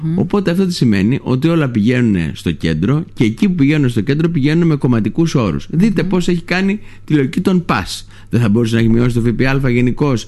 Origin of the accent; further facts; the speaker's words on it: Lesbos, North Aegean, Greece; το χωριό μου, το Λέσβου